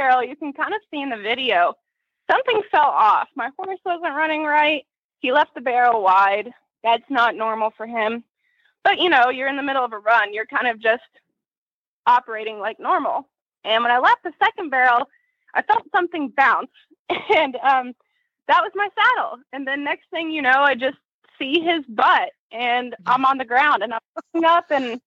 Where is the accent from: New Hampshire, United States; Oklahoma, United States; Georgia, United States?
Georgia, United States; Atlanta; I'm from Atlanta, Georgia, a little bit north in Canton